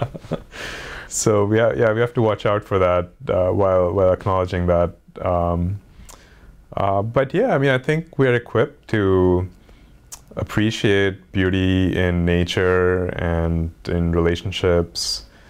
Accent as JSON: {"language": "English", "country": "India", "tie": "born or raised there", "said": "growing up in India"}